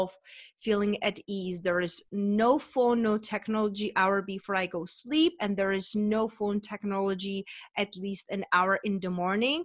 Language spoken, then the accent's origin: English; Czechia; moved away as an adult; also born or lived in London / Spain; now in United States; I'm originally from Czech Republic